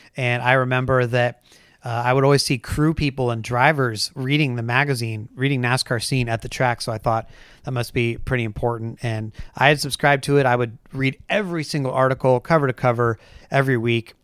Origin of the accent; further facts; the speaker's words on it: Bay Area, south of San Francisco, California, United States; now in Portland, Oregon, United States; I grew up in Northern California. I grew up in the Bay Area, um, south of San Francisco